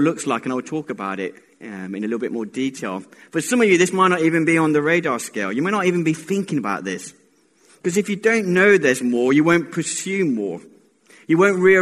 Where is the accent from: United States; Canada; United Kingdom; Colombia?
Colombia; I was born in Colombia